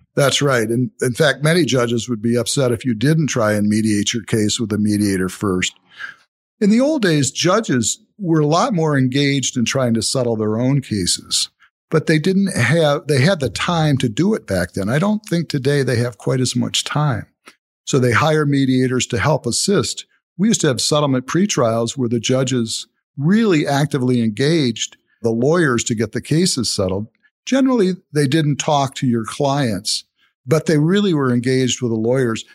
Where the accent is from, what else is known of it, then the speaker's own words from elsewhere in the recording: Toledo, Ohio, United States; I grew up in Toledo, went to Rogers High School